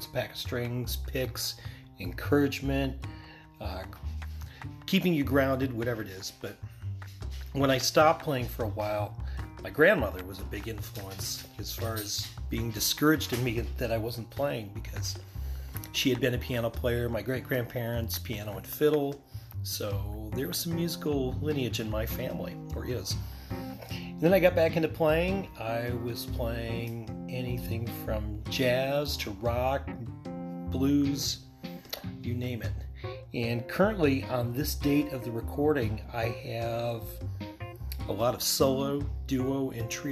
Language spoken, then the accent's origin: English; Bradford, Pennsylvania, United States; I am originally from Bradford, Pennsylvania. I've been here my entire time on planet Earth, which is 48 years